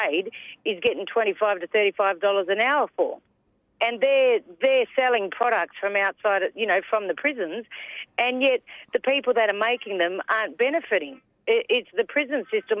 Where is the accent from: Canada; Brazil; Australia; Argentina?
Australia; Whadjuk Noongar country, southwest of Western Australia; also born or lived in Kwinana, Western Australia; I'm from Noongar Buja, Noongar country in the southwest of WA. So I'm from Whadjuk country